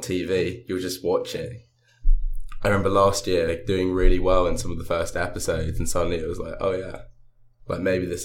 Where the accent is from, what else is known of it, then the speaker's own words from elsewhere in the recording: London, United Kingdom; moved away as an adult; now in Durham, United Kingdom; I come from Northwest London